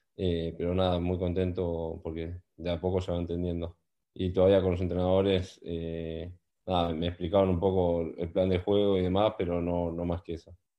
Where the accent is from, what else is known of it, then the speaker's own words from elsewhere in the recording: Argentina; moved away as an adult; now in Newcastle, United Kingdom; somos tres argentinos que estamos juntos